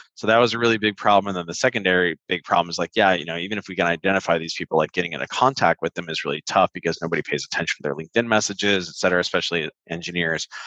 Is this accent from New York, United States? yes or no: no; Santa Ana, California, United States; I grew up in Orange County, specifically Santa Ana Tustin area